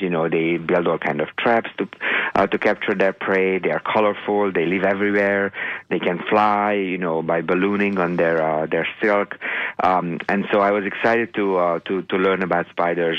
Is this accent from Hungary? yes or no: yes; Hungary; moved away; growing up in Hungary